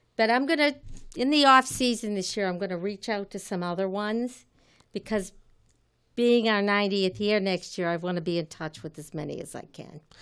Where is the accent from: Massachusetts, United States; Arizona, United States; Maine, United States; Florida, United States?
Massachusetts, United States; Malden; I grew up in Malden, graduated from Malden High School